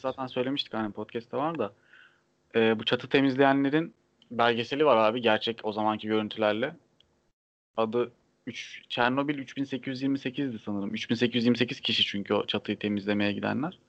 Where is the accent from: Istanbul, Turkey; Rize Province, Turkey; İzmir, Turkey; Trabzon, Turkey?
Trabzon, Turkey; Trabzonlu olduğum için